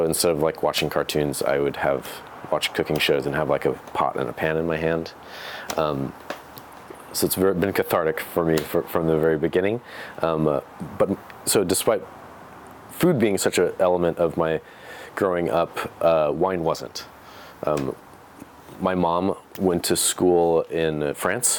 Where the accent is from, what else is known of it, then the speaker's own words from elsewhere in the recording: Pacific Grove, California, United States; now in Oregon, United States; I grew up in the town of Pacific Grove specifically